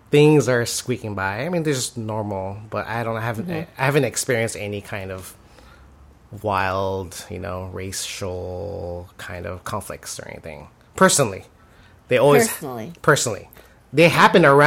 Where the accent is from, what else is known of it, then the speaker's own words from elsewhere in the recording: United States; we're just the rude, ugly American, intolerant of other cultures